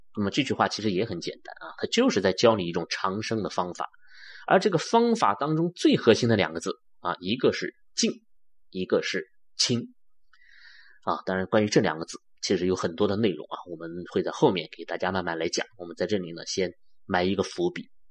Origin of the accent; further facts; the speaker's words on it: China; 我们中国人